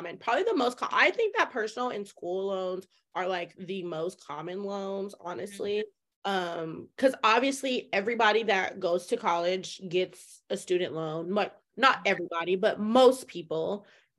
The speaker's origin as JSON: {"language": "English", "region": "Colorado", "country": "United States", "said": "we're from Colorado."}